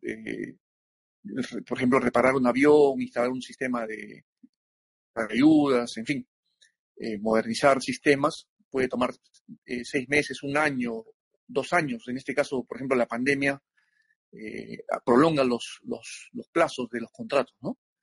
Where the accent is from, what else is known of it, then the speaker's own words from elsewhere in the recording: Lima, Peru; yo soy eh, natural de Lima, Perú